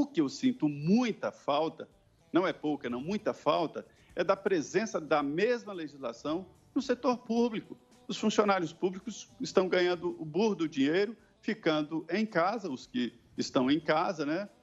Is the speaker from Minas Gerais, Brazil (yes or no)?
yes; Medina, Minas Gerais, Brazil; moved away; also born or lived in Belo Horizonte / Barbacena; sou do Vale do Jequitinhonha, mas estudei em Belo Horizonte, fiz faculdade em Belo Horizonte